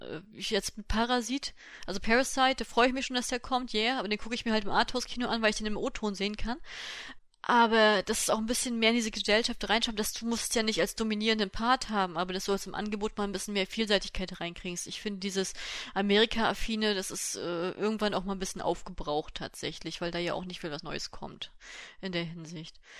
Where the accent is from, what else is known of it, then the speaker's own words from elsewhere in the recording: Germany; bei uns in Deutschland